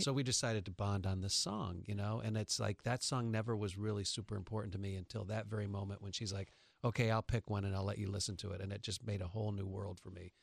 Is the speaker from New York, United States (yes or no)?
yes; New York, United States; now in Los Angeles, United States; I'm from New York